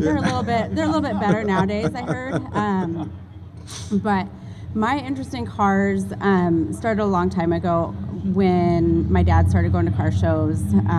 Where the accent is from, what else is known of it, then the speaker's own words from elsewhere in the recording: Seattle, Washington, United States; No, I'm just saying I am originally from Seattle, but I do have roots down here in California.